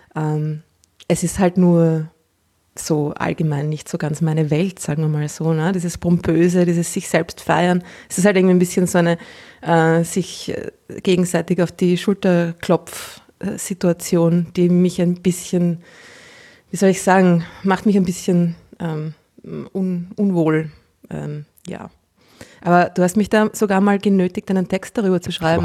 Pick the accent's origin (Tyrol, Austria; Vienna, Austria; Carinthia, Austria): Vienna, Austria; Als Wienerin